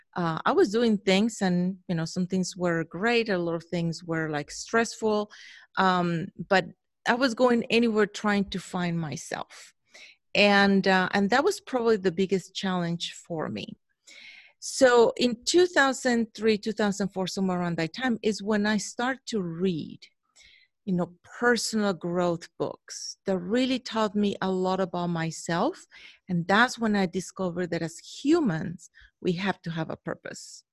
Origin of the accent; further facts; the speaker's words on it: Mexico; moved away as an adult; now in Chicago, United States; I was born in Mexico, born and raised there in Mexico, went to school there.